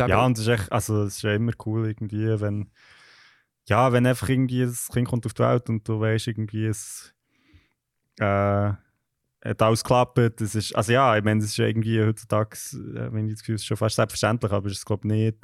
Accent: Switzerland; moved away as an adult; now in London, United Kingdom; als Schweizerin, nicht so hier in London

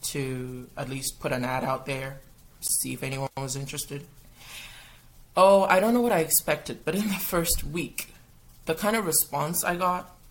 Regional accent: Kitchener, Ontario, Canada; moved away; also born or lived in Ghana / Gambia; so, I'm Canadian. I was born in Canada. I was born in um, Kitchener. But then I went out of Canada for 15 plus years. I lived in Ghana, I lived in Gambia

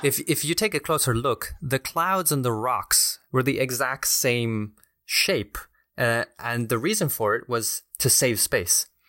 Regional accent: Chile; now in Washington, D.C., United States; I'm originally from Chile

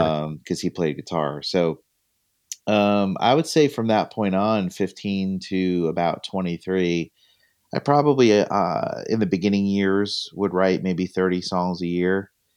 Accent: Northwest New Jersey, United States; I'm from Northwest New Jersey

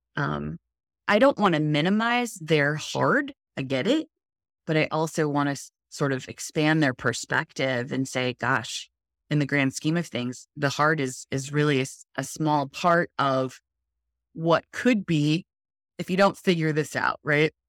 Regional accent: Los Alamitos, California, United States; I've been Southern California native my whole life. I was born in, um, in Southern California in Los Alamitos

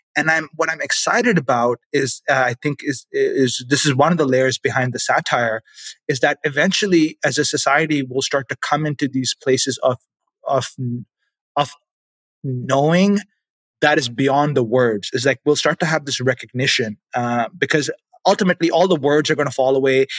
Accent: Pakistan; moved away as an adult; now in Canada; I grew up in Pakistan

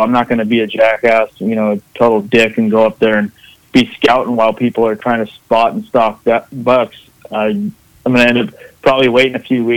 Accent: Southern Oregon, United States; I grew up fishing in Southern Oregon, and he'd take me out of school when the fishing was good

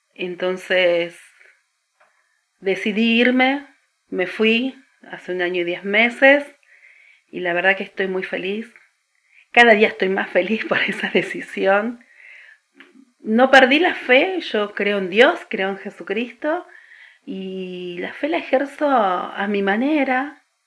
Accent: Argentina; especialmente en la Argentina, es laico. Entonces, yo soy hija del Estado laico.

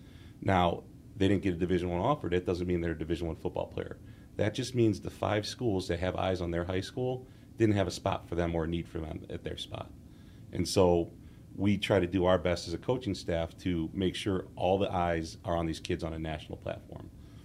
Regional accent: Wheaton, Illinois, United States; now in Lombard, United States; I am from the area. I'm from Wheaton. My parents still live in the house I grew up at, and I live in Lombard now, about 10 minutes away from them.

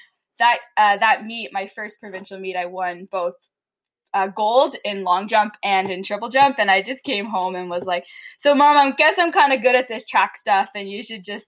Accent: Batawa, Ontario, Canada; now in Calgary, Canada; I grew up in Battawa

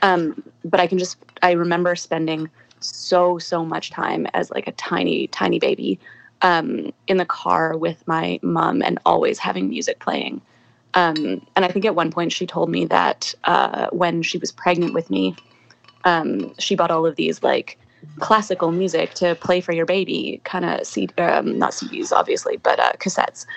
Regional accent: Calgary, Alberta, Canada; I grew up in Calgary

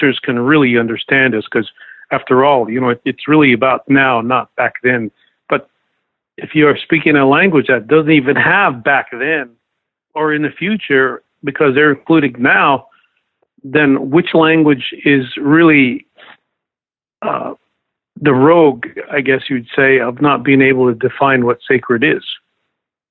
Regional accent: Lakota lands, United States; as a Lakota

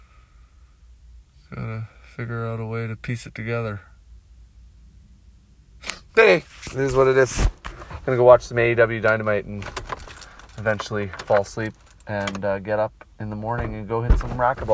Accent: Canada; I'm Canadian

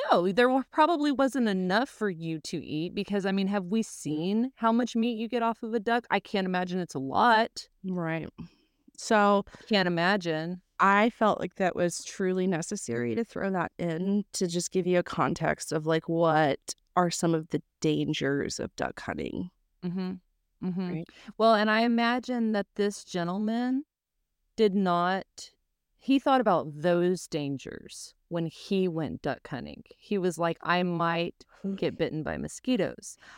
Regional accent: Mississippi, United States; we grew up down in the deep south. Like, we didn't grow up in Florida, but we grew up in Mississippi.

